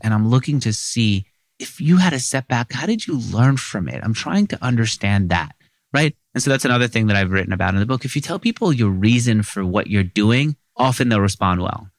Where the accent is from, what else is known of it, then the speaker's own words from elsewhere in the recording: New York City, New York, United States; I grew up in Queens